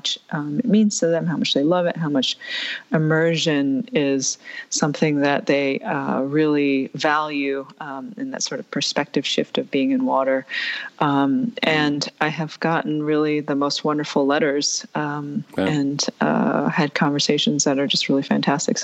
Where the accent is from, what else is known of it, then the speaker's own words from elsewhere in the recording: New York, United States; my brother and I grew up in New York